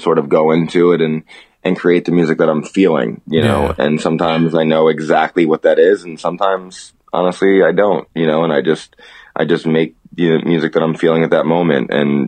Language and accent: English; New York City, New York, United States; moved away as an adult; also born or lived in Warwick, New York / Brooklyn / Manhattan / Vermont; now in South Korea; I'm from New York. I grew up in, you know, in Queens, but I've lived sort of in a bunch of different places.